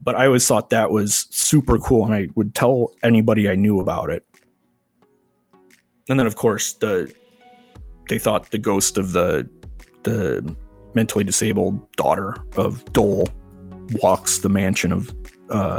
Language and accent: English; Crystal Lake, Illinois, United States; I grew up in Crystal Lake, Illinois